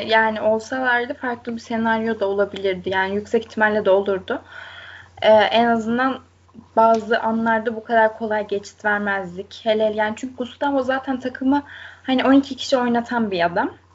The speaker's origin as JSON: {"language": "Turkish", "region": "Konya", "country": "Turkey"}